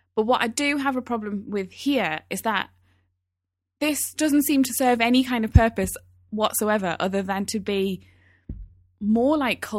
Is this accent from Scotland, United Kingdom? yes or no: no; Newcastle, North East England, United Kingdom; accent: Geordie; The way we speak, I'm from Newcastle. I might not be able to hear it so much in my accent these days, but the way I used to speak when I was at home, that was all Geordie. That was pure Geordie.